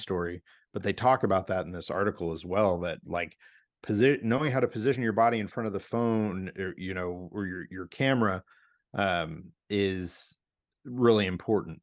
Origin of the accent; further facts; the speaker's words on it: St. Louis, Missouri, United States; now in Portland, United States; my hometown of Saint Louis, Missouri.